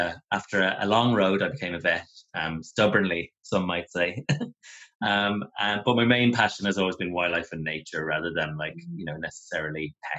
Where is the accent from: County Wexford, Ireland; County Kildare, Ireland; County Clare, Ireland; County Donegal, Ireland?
County Kildare, Ireland; Celbridge; also born or lived in Kilkenny / Galway / Cork; I was born in Kilkenny, yeah. We moved around quite a bit. Mum and Dad are both from Kilkenny, but we moved to Galway first, then to Cork. And then from the time I was about 12, I grew up in County Kildare, right near Dublin border, Selbridge.